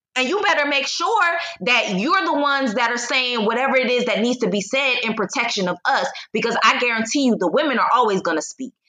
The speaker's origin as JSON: {"language": "English", "country": "United States", "also_born_or_lived": "Poland / China / Egypt", "moved": "as an adult", "lives_now": "Mexico", "said": "I am a Black American, I still am an American"}